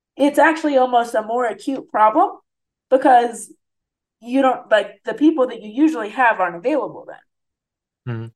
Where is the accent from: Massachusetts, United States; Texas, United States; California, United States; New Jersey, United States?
New Jersey, United States; now in St. Louis, United States; I grew up in New Jersey in like New York City suburbs, essentially.